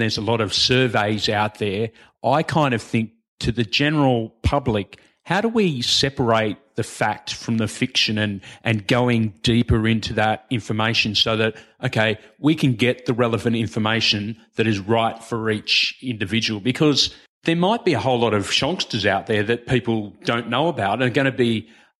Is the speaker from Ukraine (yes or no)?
no; New South Wales, Australia; You're on the Northern Beaches. I'm from the Shire.